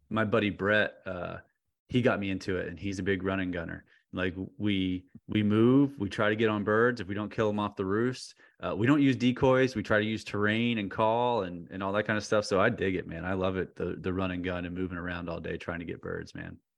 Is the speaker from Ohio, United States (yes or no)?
no; central Pennsylvania, United States; now in Northern Virginia, United States; central Pennsylvania where I'm from